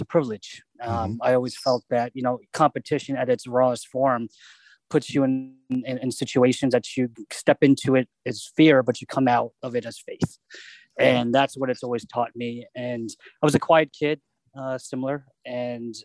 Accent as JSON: {"language": "English", "town": "Annapolis", "region": "Maryland", "country": "United States", "tie": "born or raised there", "said": "I'm born and raised in Annapolis, Maryland."}